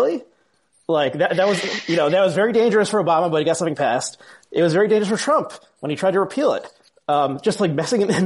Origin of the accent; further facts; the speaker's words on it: New Jersey, United States; I grew up in New Jersey, and I'm actually in New Jersey now